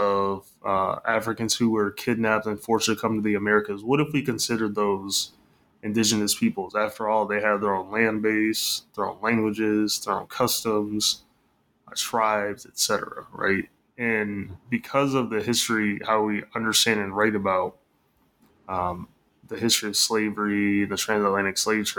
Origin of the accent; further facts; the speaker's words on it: Michigan, United States; I'm from Michigan. So grew up in the Midwest, went to school in the Midwest